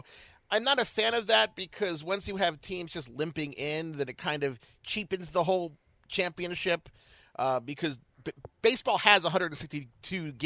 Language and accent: English; Baltimore, Maryland, United States; I'm from Baltimore